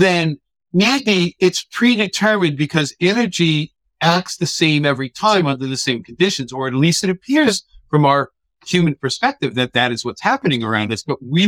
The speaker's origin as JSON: {"language": "English", "region": "New York", "country": "United States", "first_language": "English", "said": "I'm a New Yorker, dude. I don't speak proper English at all"}